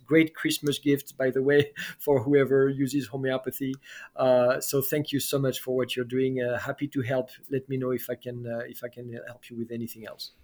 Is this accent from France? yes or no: yes; France; moved away; I was raised in France